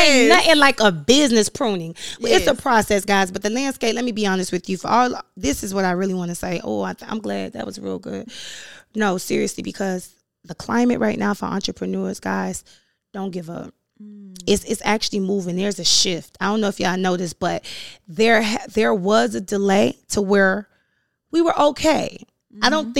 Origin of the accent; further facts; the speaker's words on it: Overtown, Florida, United States; I'm from Overtown. Let's be clear. The historically Overtown that has been gentrified.